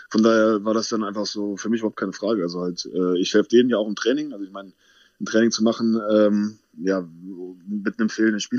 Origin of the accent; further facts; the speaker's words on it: Wittlich, Rhineland-Palatinate, Germany; ist halt da, wo meine Eltern herkommen